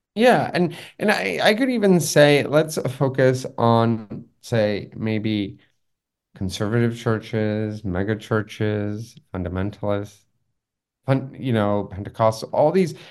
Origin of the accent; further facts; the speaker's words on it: Los Angeles, California, United States; also born or lived in Taipei; I'm also from Los Angeles